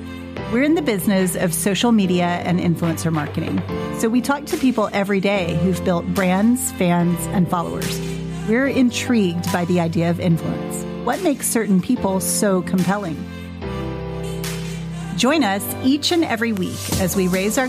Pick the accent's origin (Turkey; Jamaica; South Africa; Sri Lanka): Jamaica; now in Northwest Arkansas, United States; I grew up in Jamaica